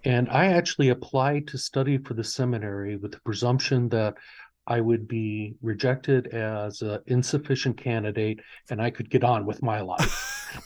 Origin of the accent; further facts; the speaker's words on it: near Hebron, Northwest Indiana, United States; I, I grew up, uh, in this area